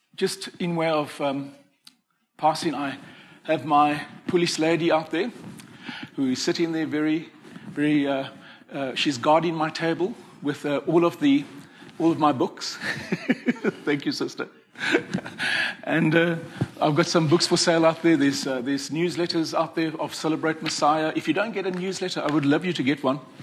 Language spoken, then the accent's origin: English; Cape Town, Western Cape, South Africa; I come from Cape Town